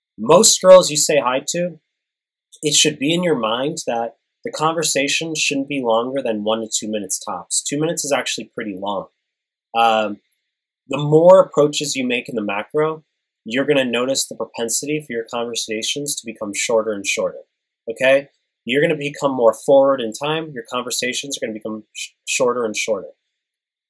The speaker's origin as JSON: {"language": "English", "region": "New York", "country": "United States", "moved": "yes", "said": "I'm from New York."}